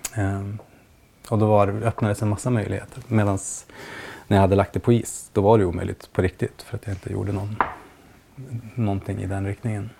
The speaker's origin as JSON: {"language": "Swedish", "town": "Piteå", "region": "Norrbotten County", "country": "Sweden", "said": "jag kommer från Piteå"}